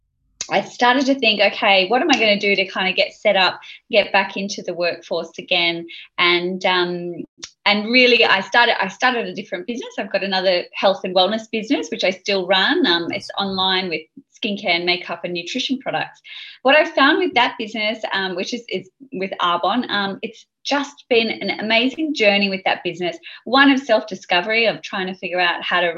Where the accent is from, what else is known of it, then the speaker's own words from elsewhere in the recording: Sydney, New South Wales, Australia; I grew up in Sydney.